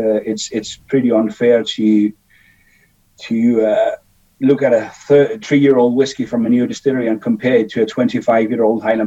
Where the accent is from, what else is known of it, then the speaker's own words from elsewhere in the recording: Denmark; moved away; I was born in Denmark back in the days, 54 years ago.